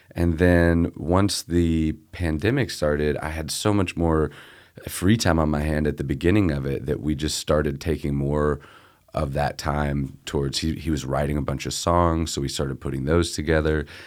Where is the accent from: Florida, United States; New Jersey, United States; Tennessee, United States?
Tennessee, United States; Memphis; I grew up here in Memphis.